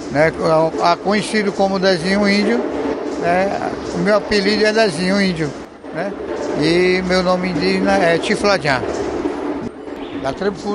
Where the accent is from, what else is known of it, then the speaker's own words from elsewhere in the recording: Senegal; Portuguese is a second language; sou do Senegal.